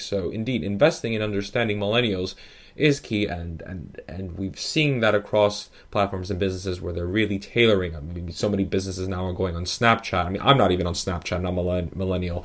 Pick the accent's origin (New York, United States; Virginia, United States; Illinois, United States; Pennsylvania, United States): New York, United States; now in London, United Kingdom; I happen to be, uh, Italian and Dominican, but born in New York